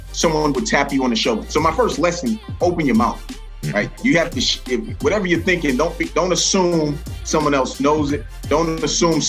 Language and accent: English; New York City, New York, United States; moved away; also born or lived in Queens, New York / Massachusetts; born and raised in New York City, Brooklyn, New York, spent some time in Queens, New York